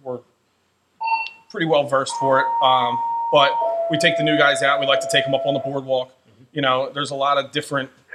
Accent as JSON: {"language": "English", "town": "Wildwood Crest", "region": "New Jersey", "country": "United States", "tie": "born or raised there", "said": "I grew up in Wildwood Crest, the town just south of here."}